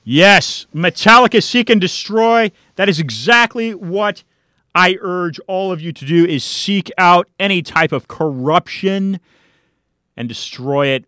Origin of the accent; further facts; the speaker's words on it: California, United States; now in Miami, United States; I'm a Californian, but I've been in Miami for a while